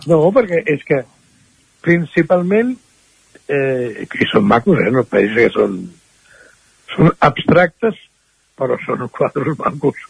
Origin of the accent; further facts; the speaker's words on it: Barcelona, Catalonia, Spain; moved away as an adult; now in Caldes de Montbui, Spain; jo mm, vaig néixer a Barcelona